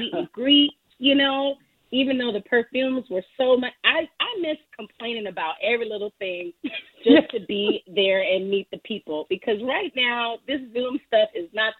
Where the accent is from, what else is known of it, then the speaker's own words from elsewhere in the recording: New Orleans, Louisiana, United States; I'm from New Orleans, I'm a jambalaya of music.